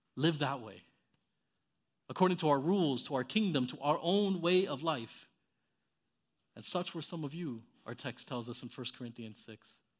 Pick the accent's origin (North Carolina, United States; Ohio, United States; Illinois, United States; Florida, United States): Florida, United States; Miami; I, I grew up in Miami, Florida